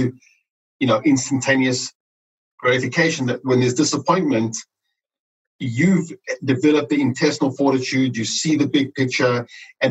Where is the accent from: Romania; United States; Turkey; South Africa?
South Africa; moved away; growing up in South Africa